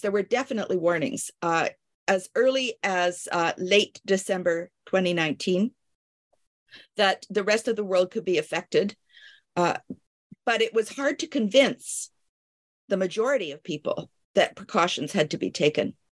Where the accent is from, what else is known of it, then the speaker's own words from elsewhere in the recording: Canada; also born or lived in Paris, France / Kingston, Ontario; I am a Canadian.